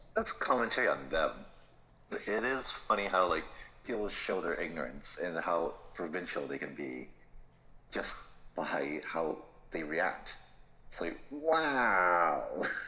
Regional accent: Florida, United States; I'm from Florida.

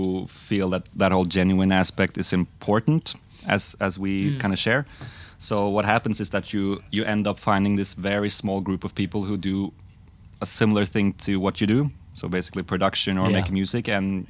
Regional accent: Norway; now in Oslo, Norway; From a really small suburban place in Norway, kind of just outside of the capital of Oslo. But I live in Oslo now.

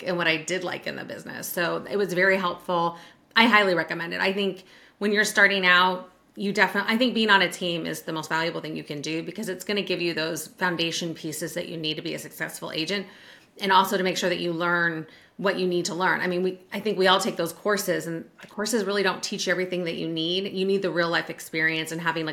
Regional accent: Sacramento, California, United States; moved away as an adult; now in Virginia, United States; I'm originally from the Sacramento area

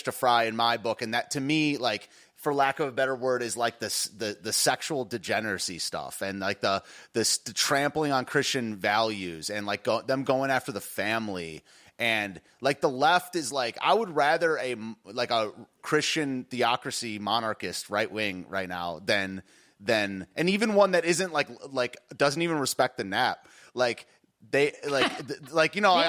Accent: United States; I'm not Spanish. I'm American

